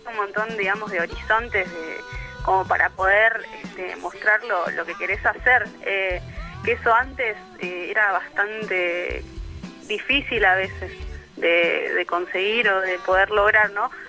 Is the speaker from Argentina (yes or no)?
yes; Mar del Plata, Buenos Aires Province, Argentina; now in La Plata, Argentina; nosotros venimos de Mar del Plata y, venir a La Plata fue todo como una aventura